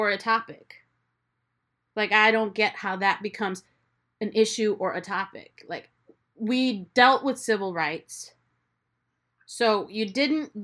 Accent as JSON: {"language": "English", "country": "United States", "tie": "born or raised there", "said": "as a kid growing up first generation here"}